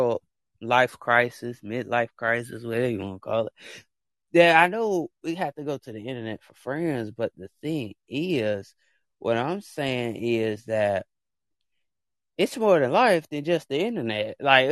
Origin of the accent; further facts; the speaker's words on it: United States; I am American